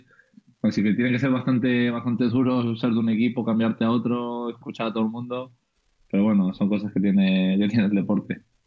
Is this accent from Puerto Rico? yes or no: no; Andorra; moved away; Es verdad que nací en Andorra, pero soy 100%, eh, no sé cómo se llama exactamente, pero 100% español